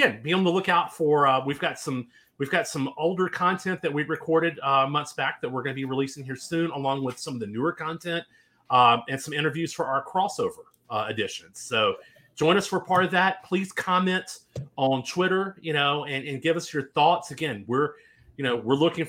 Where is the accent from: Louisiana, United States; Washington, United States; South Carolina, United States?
Louisiana, United States; being from Louisiana